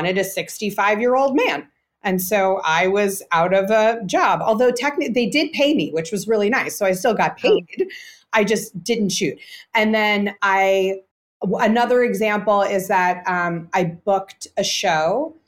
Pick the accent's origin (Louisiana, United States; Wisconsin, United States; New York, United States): New York, United States; I grew up in New York, yeah.